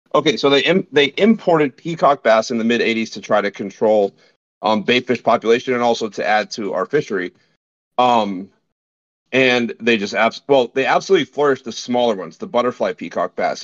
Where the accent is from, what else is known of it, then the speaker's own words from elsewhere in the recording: Fort Lauderdale, Florida, United States; I'm from South Florida, Southeast Florida, originally born and raised